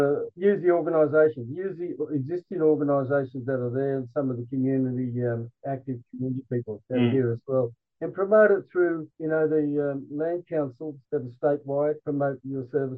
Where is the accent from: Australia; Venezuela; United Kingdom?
Australia; Armidale, New South Wales; I'm from Armidale, New South Wales in Australia. I'm an Indigenous Australian.